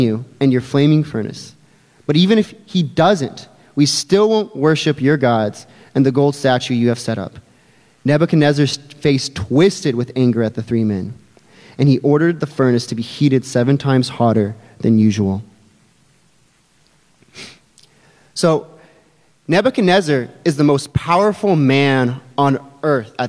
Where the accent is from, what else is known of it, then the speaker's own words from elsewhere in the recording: Albuquerque, New Mexico, United States; moved away; I am from Albuquerque, New Mexico. And that's a little bit of my homeland right there. That's the city that I went to high school in all those formative years.